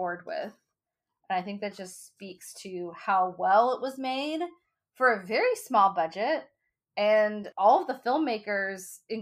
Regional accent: the Bible Belt, United States; growing up in the Bible Belt

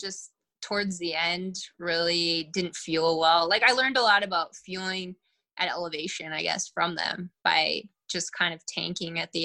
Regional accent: Bismarck, North Dakota, United States; moved away; also born or lived in Minneapolis, Minnesota; I'm from Bismarck, North Dakota originally. And then I lived in Minneapolis / Twin Cities for about 8.5 years before I moved here

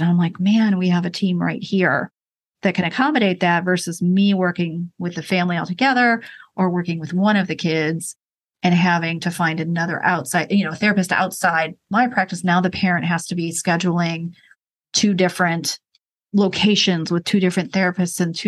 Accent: Rochester, New York, United States; moved away as an adult; also born or lived in Maryland / Baltimore; now in Charlotte, United States; Rochester, New York, where I grew up.

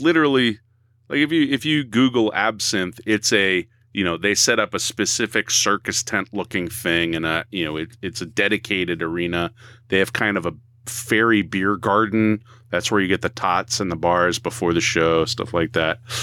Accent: Boston, Massachusetts, United States; we're from the Boston area, at least three of us here

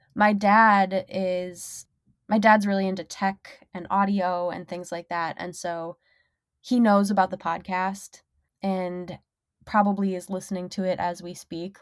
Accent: Minnesota, United States; moved away as an adult; now in Detroit, United States; I'm from Minnesota

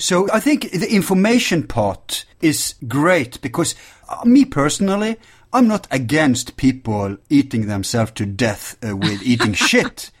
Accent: Norway; Our problem in Norway is the oil, and we we are different from Sweden, Denmark, Finland, and uh, Iceland

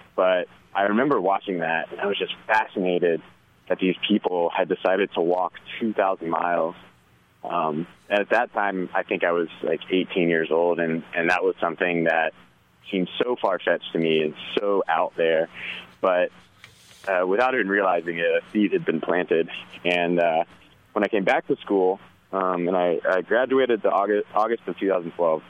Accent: Tallahassee, Florida, United States; moved away; also born or lived in Asheville, North Carolina; I'm originally from Tallahassee, Florida, and uh, I was always a really outdoorsy kid

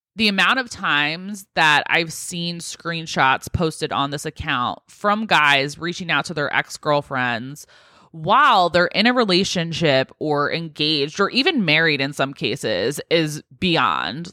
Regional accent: United States; being American

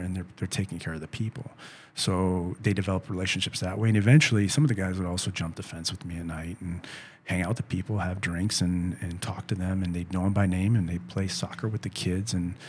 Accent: San Luis Potosí, Mexico; So I learned the song because I'm from San Luis.

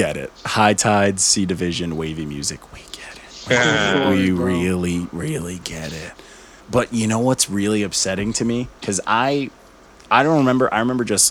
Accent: Elmont, New York, United States; where I'm from Elmont

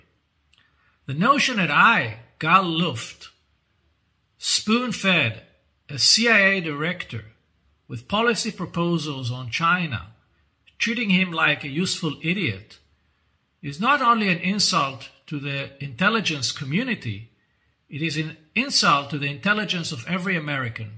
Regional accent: Israel

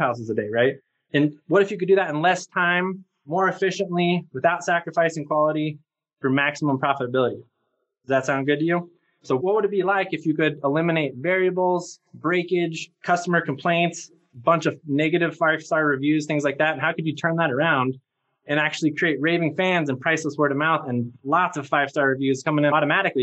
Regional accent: Albuquerque, New Mexico, United States; I grew up here in Albuquerque, New Mexico

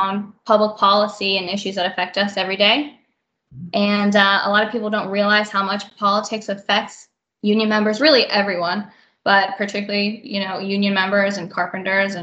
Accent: Pittsburgh, Pennsylvania, United States; I am from Pittsburgh, Pennsylvania. It's where I currently live now, and I'm based here

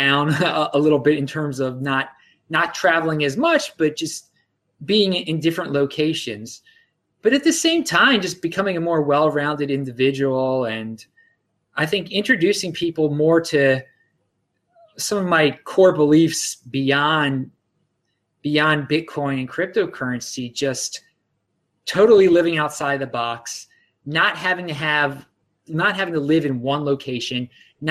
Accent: Baltimore, Maryland, United States; I'm from Baltimore, and that's where I'm coming to you right now

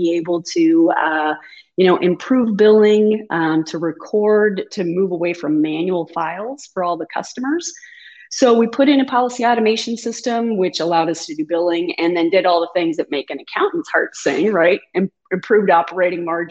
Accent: Kalona, Iowa, United States; also born or lived in Houston, Texas; I'm an Iowa girl. So I was born and raised in Kelowna, Iowa

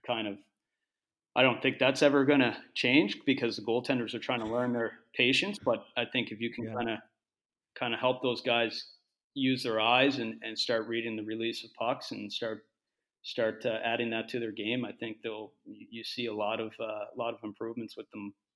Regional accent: Halifax, Nova Scotia, Canada; also born or lived in Finland; I'm from Halifax originally, still still live there in the in the off season

